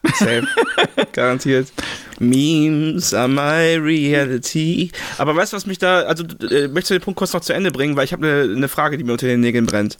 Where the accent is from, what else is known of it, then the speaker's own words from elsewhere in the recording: Remagen, Rhineland-Palatinate, Germany; ich komme aus Remagen, ne? Remagen hat so 15.000 Einwohner ungefähr. Ähm, ist zwischen Koblenz und Bonn.